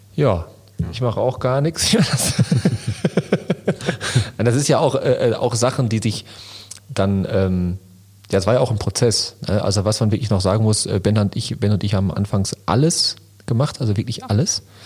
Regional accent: Lünen, North Rhine-Westphalia, Germany; Ich komme aus Lünen City

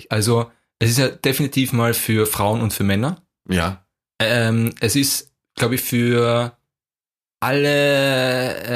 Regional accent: Vienna, Austria; weil ich komme aus Wien und du kommst aus irgendeinem Kaff in Deutschland.

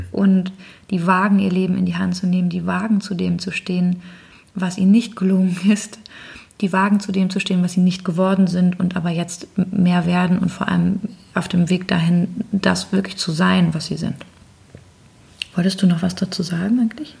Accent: Northern Germany, Germany; ich bin jetzt als Norddeutsche

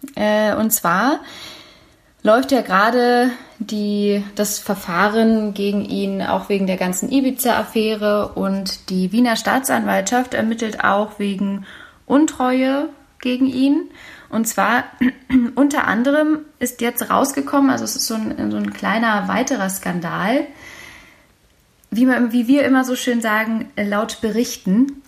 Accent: Berlin, Germany; Meine Heimatstadt

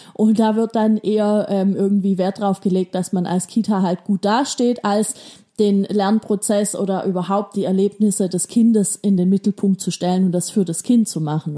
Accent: Baden-Württemberg, Germany; Bei uns in Baden-Württemberg

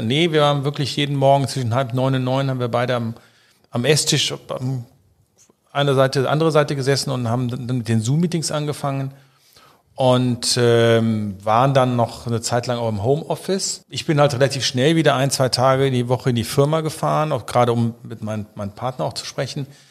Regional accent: Rhineland, Germany; bin ich Rheinländer

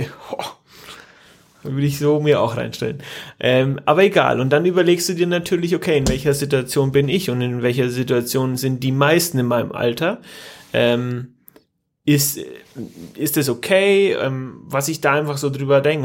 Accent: Germany; bei uns in Deutschland

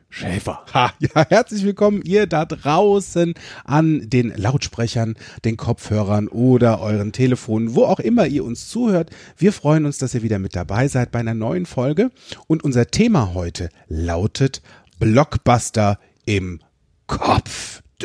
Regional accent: Limburg an der Lahn, Hesse, Germany; ich bin in Limburg an der Lahn groß geworden

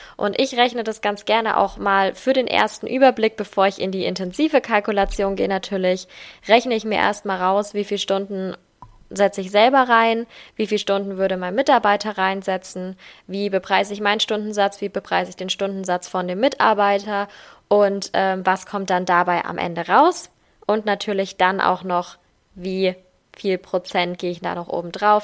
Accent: Germany; bei uns in Deutschland

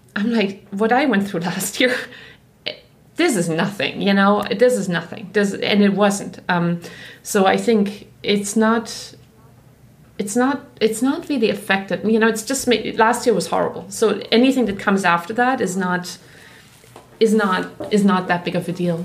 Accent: Black Forest, Baden-Württemberg, Germany; accent: German; English is a second language; moved away as an adult; now in United States; I grew up in Germany, which was like the picture book, right? I grew up in the Black Forest

